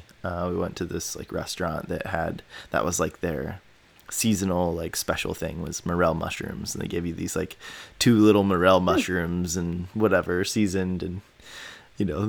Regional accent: Indiana, United States; also born or lived in Illinois; now in Minnesota, United States; I grew up in Indiana

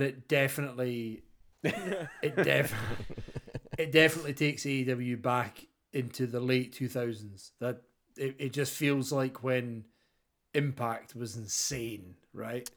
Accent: Scotland, United Kingdom; as a Scotsman

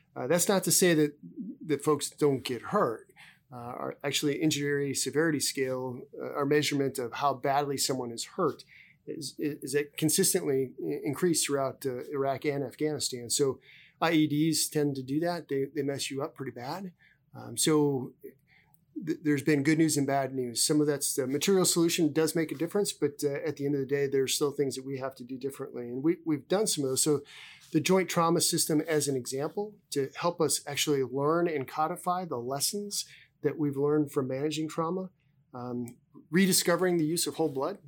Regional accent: South Dakota, United States; moved away as an adult; I come from South Dakota. I'm a native South Dakotan, um, uh, born and raised there

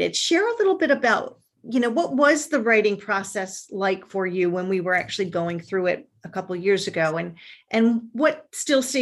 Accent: Ireland; and I'm Irish, so of course they're sort

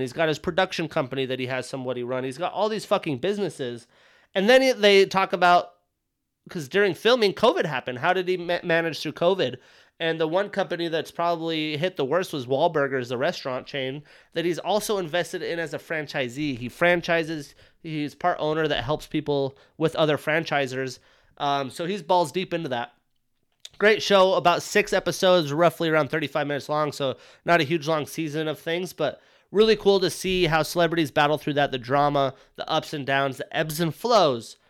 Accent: United States; also born or lived in Wyoming; growing up in Montana and Wyoming

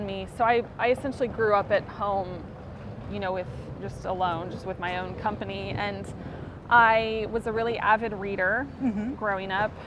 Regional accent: Kansas, United States; moved away as an adult; now in Florida, United States; I was actually born and raised in Kansas, which is in the central United States

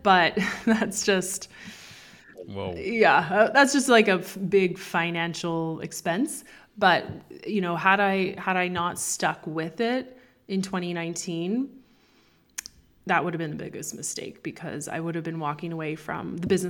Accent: Canada; moved away as an adult; also born or lived in Toronto; now in Spain; I was born in Canada.

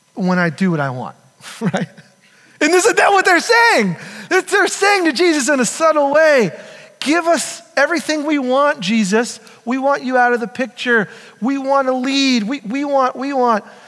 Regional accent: United States; We're American.

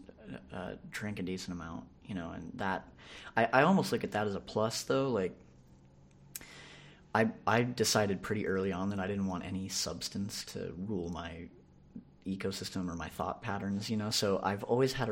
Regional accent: San Diego, California, United States; Grew up here in San Diego

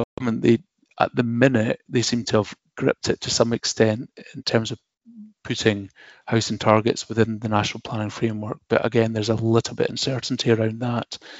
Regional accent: Dundee, Scotland, United Kingdom; born or raised there; moved away

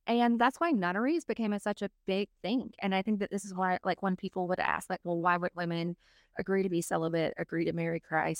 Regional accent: Southeast, United States; I grew up in the Australia of America. I grew up in the Southeast.

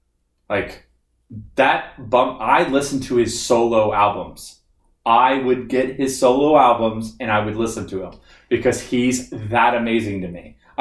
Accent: United States; I'm American.

